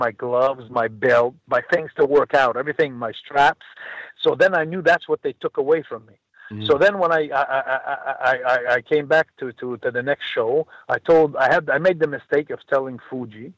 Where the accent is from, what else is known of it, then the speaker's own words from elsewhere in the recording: Montreal, Quebec, Canada; from Montreal, my hometown.